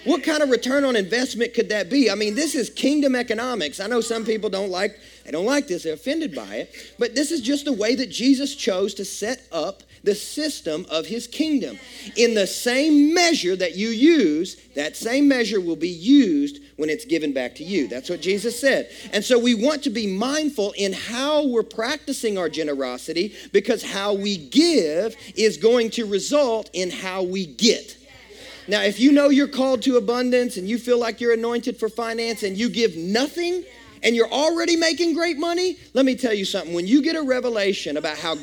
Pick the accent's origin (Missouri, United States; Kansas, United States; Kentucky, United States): Kentucky, United States; West; I grew up in Kentucky, West Kentucky to be exact